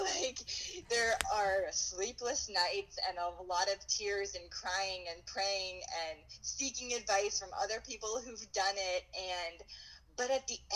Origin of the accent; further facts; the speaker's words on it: Pennsylvania, United States; moved away as an adult; also born or lived in Erie, Pennsylvania / Sarasota, Florida; now in Madison, United States; I grew up in Pennsylvania